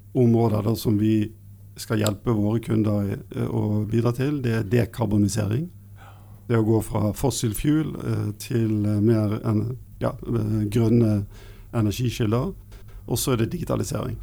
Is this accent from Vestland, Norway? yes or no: yes; Bergen, Vestland, Norway; jeg er eh, fra Bergen, da, så Vestlandet